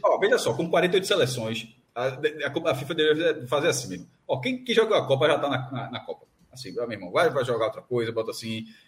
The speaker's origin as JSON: {"language": "Portuguese", "country": "Brazil", "said": "como brasileiro, como brasileiro"}